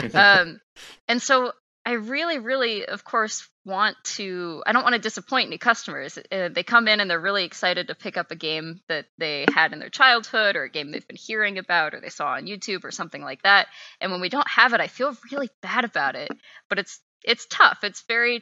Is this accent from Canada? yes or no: no; Texas, United States; moved away as an adult; also born or lived in Seattle; I'm from Texas, so I was pretty far away from home.